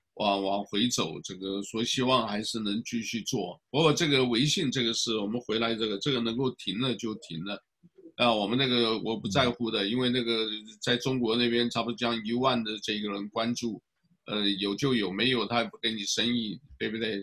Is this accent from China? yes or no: no; Taiwan; now in United States; 因为我是台湾来的